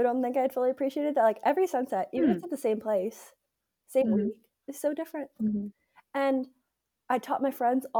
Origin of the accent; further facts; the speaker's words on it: New York, United States; I'm from New York